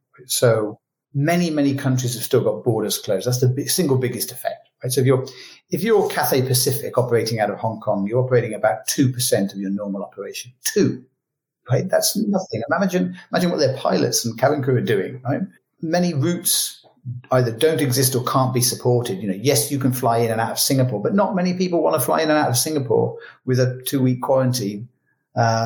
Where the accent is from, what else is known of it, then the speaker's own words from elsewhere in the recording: United Kingdom; moved away; as a British citizen but living abroad